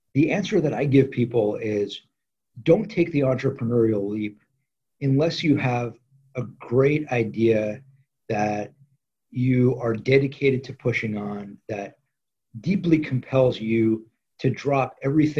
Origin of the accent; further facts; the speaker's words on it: Los Angeles, California, United States; So I grew up in LA in the San Fernando Valley